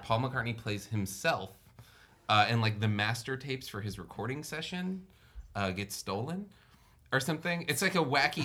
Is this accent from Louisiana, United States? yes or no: yes; New Orleans, Louisiana, United States; I grew up in New Orleans